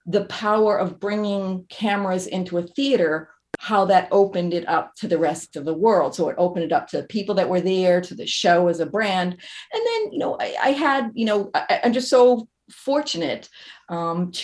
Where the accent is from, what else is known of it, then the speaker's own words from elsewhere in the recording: Massachusetts, United States; moved away as an adult; also born or lived in New York; I grew up in Massachusetts, moved to New York in order to do my, I did an internship